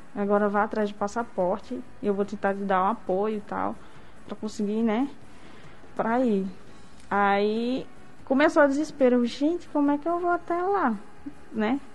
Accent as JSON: {"language": "Portuguese", "town": "Macaíba", "region": "Rio Grande do Norte", "country": "Brazil", "said": "Sou de Macaíba, do interior de Macaíba"}